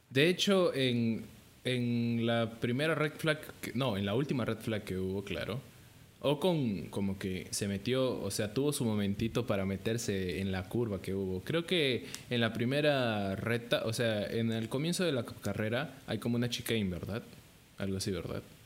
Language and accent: Spanish; Peru; aquí en Perú, para los que no sepan, somos peruanos